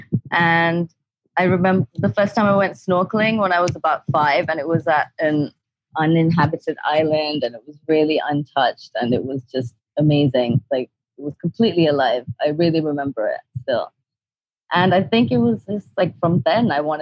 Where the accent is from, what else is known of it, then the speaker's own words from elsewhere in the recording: Maldives; I'm a marine biologist and I'm from the Maldives